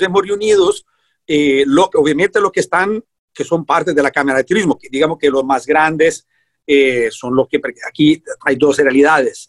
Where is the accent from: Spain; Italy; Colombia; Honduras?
Italy; moved away as an adult; now in Puerto Viejo, Costa Rica; Yo soy italiano